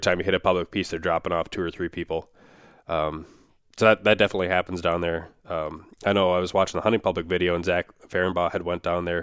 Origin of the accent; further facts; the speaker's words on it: Minnesota, United States; my home state of Minnesota